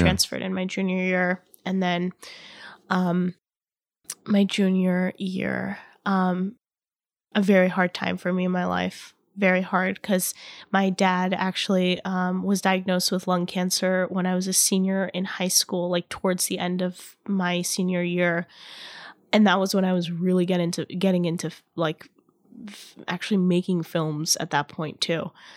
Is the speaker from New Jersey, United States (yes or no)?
no; Irvine, California, United States; my hometown, in Irvine